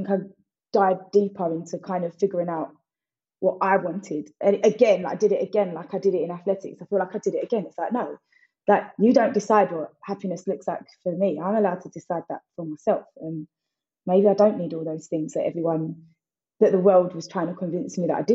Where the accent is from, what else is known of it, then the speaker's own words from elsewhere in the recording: Essex, East of England, United Kingdom; I always shout out a little Atlanta or an Essex because that's where I'm from.